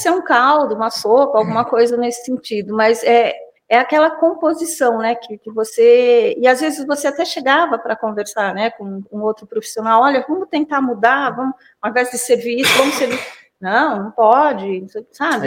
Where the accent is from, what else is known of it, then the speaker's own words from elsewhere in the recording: São Roque, São Paulo, Brazil; also born or lived in Campinas; eu não saí de São Roque, né? Fiquei dire... me formei, morei em Campinas na, na época da graduação e voltei para São Roque.